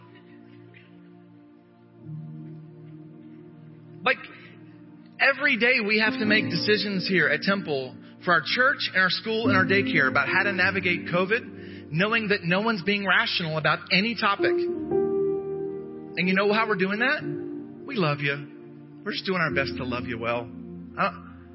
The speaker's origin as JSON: {"language": "English", "country": "United States", "said": "I'm an American"}